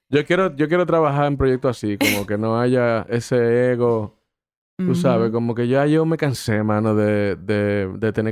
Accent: Mexico; Porque yo soy mexicano.

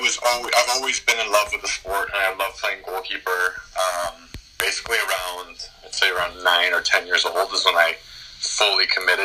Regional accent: Calgary, Alberta, Canada; Born and raised in Calgary, Alberta

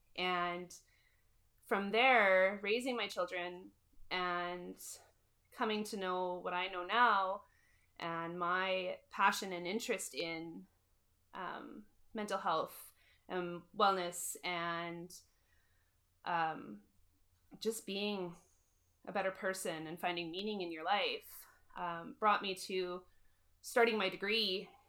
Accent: Moose Jaw, Saskatchewan, Canada; born and raised in Moose Jaw

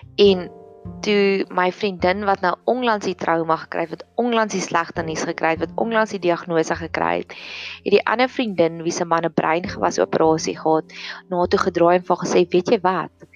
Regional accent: South Africa; ons Afrikaner boere gemeenskappe

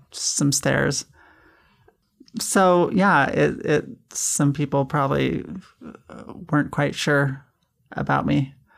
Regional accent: Kaysville, Utah, United States; I, I grew up in Kaysville, Fruit Heights, Utah.

